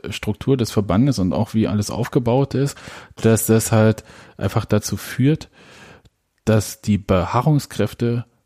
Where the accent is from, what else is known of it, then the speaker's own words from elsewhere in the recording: Berlin, Germany; kennen wir ja als Berliner.